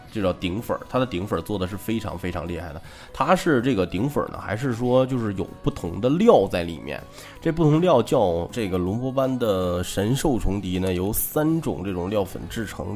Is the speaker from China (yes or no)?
yes; China; 作为一个中国人